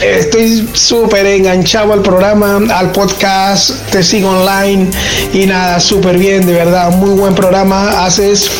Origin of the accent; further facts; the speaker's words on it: Venezuela; now in Valencia, Spain; Yo soy latino, soy de Venezuela